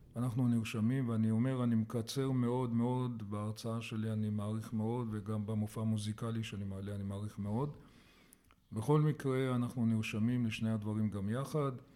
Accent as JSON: {"language": "Hebrew", "town": "Jerusalem", "region": "Jerusalem District", "country": "Israel", "tie": "born or raised there", "also_born_or_lived": "Kokhav HaShahar", "said": "נולדתי בירושלים"}